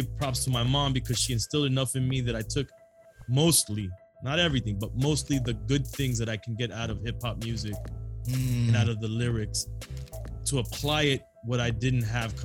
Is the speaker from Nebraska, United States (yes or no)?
no; South Florida, United States; I'm Cuban, Colombians, Jamaicans, Haitians. Yes, we're from South Florida